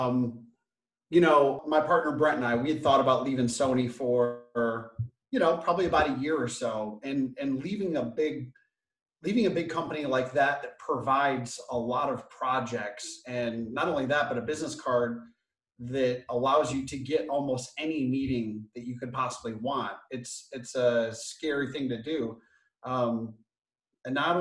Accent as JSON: {"language": "English", "town": "Flint", "region": "Michigan", "country": "United States", "tie": "born or raised there", "moved": "yes", "lives_now": "Los Angeles, United States", "said": "I grew up on the free lunch program. I was born in Flint, Michigan."}